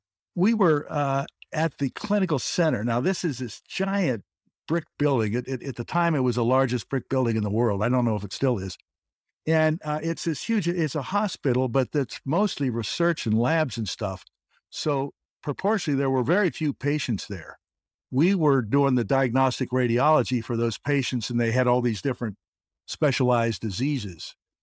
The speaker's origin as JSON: {"language": "English", "region": "Kentucky", "country": "United States", "tie": "born or raised there", "said": "Anyway, I grew up in Northern Kentucky and went to school in Ohio at Oberlin."}